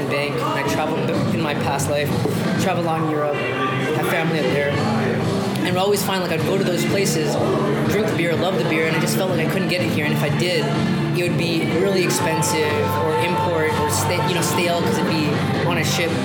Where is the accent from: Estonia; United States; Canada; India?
Canada; Toronto, Ontario; I'm from Toronto, born and raised, came up from Scarborough, went to school here, worked here